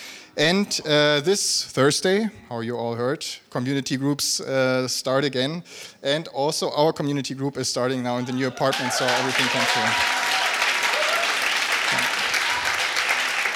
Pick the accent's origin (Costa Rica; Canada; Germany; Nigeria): Germany; a small village around Wolfsburg, Lower Saxony; moved away as an adult; also born or lived in South Africa; now in Berlin, Germany; I'm from Germany originally, from a small village around Wolfsburg.